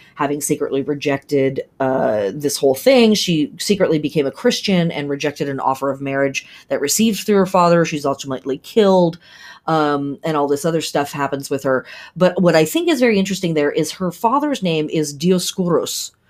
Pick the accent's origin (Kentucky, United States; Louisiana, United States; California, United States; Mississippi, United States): California, United States; We grew up in Cal, I lived in California in the seventies and eighties